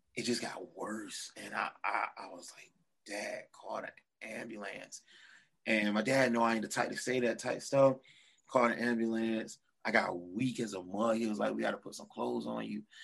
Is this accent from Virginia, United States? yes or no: yes; Portsmouth, Virginia, United States; now in Norfolk, United States; I grew up in Portsmouth, then moved to Norfolk, and I stayed